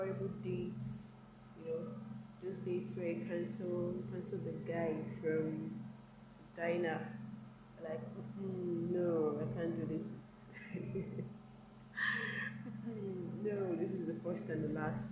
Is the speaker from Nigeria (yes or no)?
yes; Nigeria; I'm a Nigerian, you understand? I'm a Nigerian girl